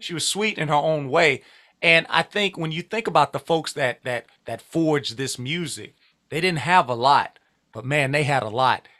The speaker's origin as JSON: {"language": "English", "region": "Louisiana", "country": "United States", "said": "I'm from Louisiana, but because it's home and it's familiar"}